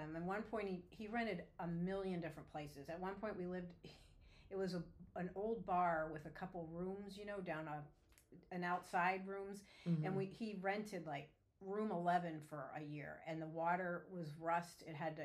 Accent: Erie, Pennsylvania, United States; moved away; I was born in 1965 in Erie, Pennsylvania

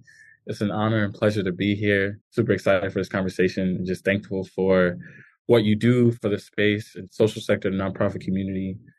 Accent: New York City, New York, United States; born or raised there

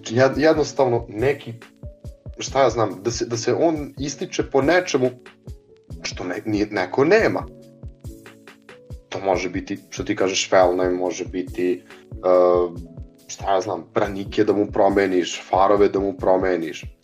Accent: Novi Bečej, Vojvodina, Serbia; dolazim iz Novog Bečeja, 94. godište.

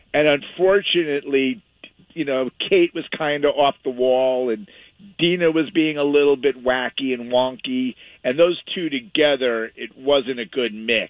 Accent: the Hamptons, Long Island, New York, United States; moved away as an adult; also born or lived in Westhampton Beach; now in California, United States; I grew up in the Hamptons in the East Coast

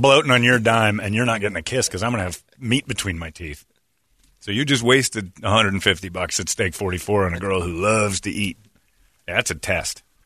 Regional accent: Cleveland, Ohio, United States; I'm from Cleveland

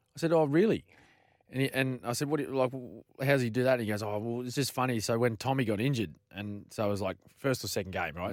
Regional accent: Queensland, Australia; a Queenslander

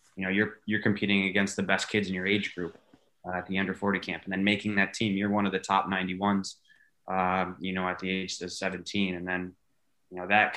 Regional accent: Binghamton, New York, United States; playing in Binghamton, New York, where I'm from, 7 years old

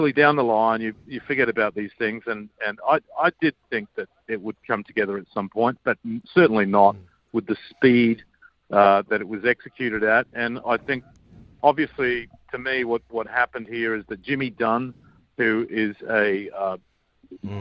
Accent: Australia; I grew up with in Australia

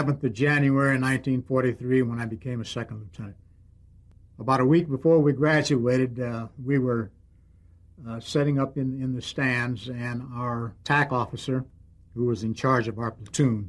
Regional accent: Cheyenne, Wyoming, United States; also born or lived in Clarinda, Iowa; I was born and raised in Cheyenne, Wyoming

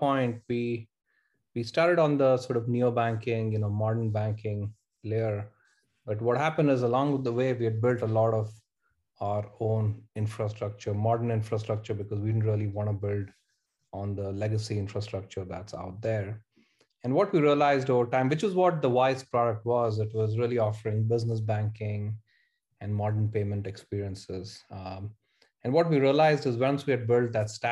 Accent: India; moved away as an adult; now in Bay Area, United States; I grew up in India, spent half my life there, and moved to the US in early 2006 as a student

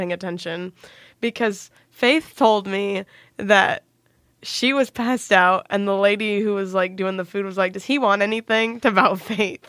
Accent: Plainfield, Indiana, United States; I am from Plainfield, Indiana. I went to high school there

